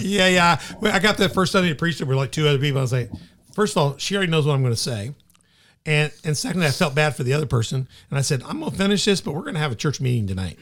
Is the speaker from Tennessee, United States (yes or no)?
yes; Memphis, Tennessee, United States; I grew up in Memphis